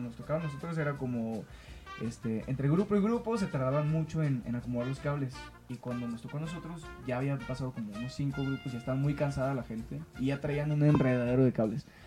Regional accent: Sinaloa, Mexico; moved away as an adult; now in Mexico City, Mexico; yo soy de Sinaloa

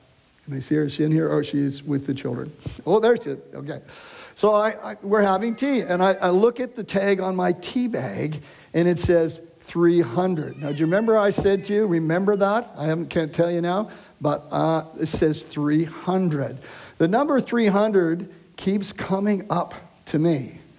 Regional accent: Canada; we're from Canada, so to get into to your country, we have to have a passport to get here.

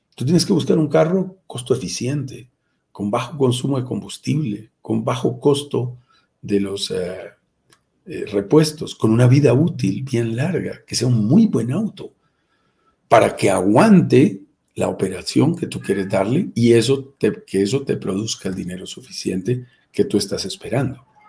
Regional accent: Colombia; en mi propio país

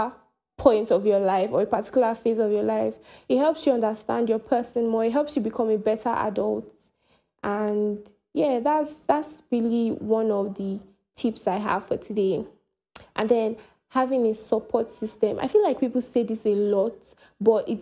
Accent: Nigeria; I am from Nigeria

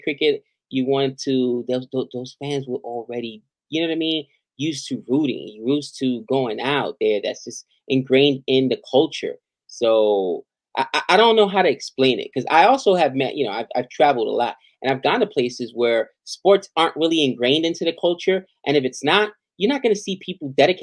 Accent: United States; as an American

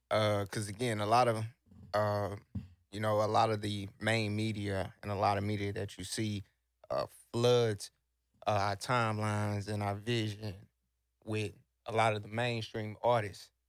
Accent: Houston, Texas, United States; also born or lived in Sacramento, California; I'm from the South Side. You know, I was raised in Pearl Homes. Uh, born in Sacramento, Cali. Uh, moved to Texas again around five.

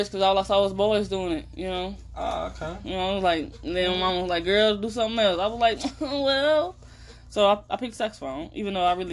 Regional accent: East St. Louis, Illinois, United States; Then I made my way, moseyed on my way to East St. Louis.

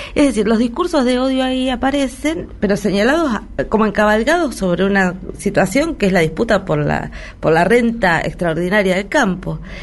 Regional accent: Argentina

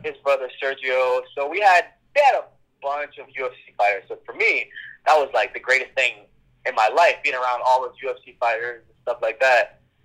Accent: Kingston, Jamaica; I was born in Kingston, Jamaica

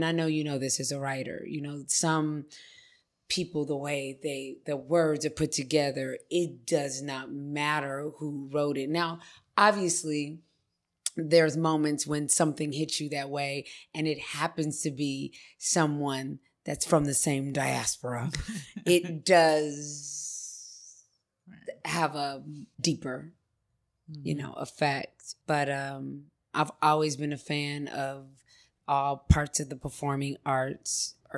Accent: Los Angeles, California, United States; born or raised there

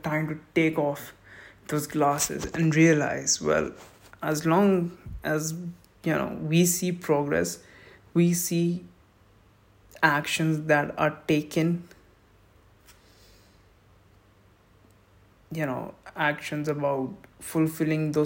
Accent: India; I'm proud Indian.

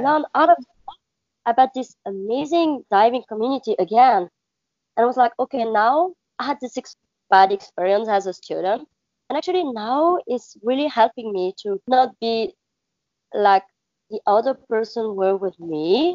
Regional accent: Belgium; English is a second language; moved away as an adult; now in Maldives; I'm from Belgium

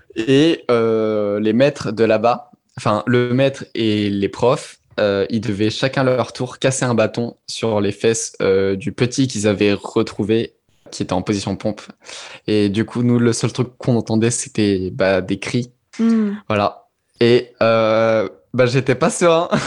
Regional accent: Auvergne-Rhône-Alpes, France; j'ai grandi en Auvergne

